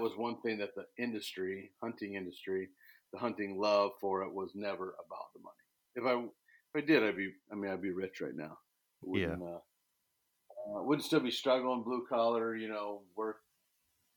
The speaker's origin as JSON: {"language": "English", "region": "Illinois", "country": "United States", "tie": "born or raised there", "said": "I was born and raised in Illinois, chasing big bucks and ducks all over the cornfields here in Illinois"}